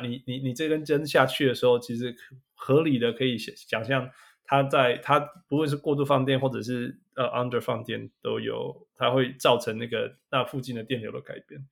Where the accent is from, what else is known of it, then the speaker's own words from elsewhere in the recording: Canada; moved away; 我是加拿大来的